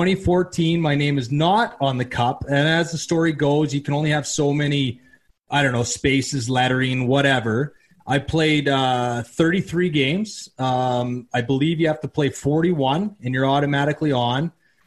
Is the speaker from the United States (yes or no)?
no; Surrey, British Columbia, Canada; also born or lived in Red Deer, Alberta; now in Sylvan Lake, Canada; I'm originally from Surrey, BC